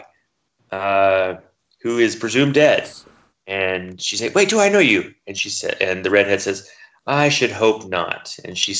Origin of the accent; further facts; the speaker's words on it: United States; I am an American